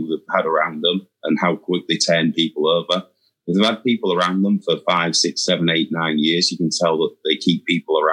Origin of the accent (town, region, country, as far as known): England, United Kingdom; now in United States